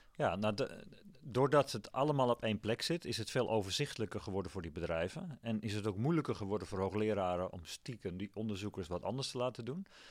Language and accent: Dutch; Amsterdam, North Holland, Netherlands; moved away as an adult; also born or lived in Wageningen; als Amsterdammer